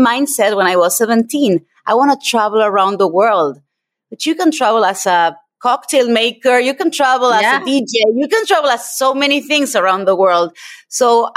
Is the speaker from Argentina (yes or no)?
yes; Argentina; moved away; I'm originally from Argentina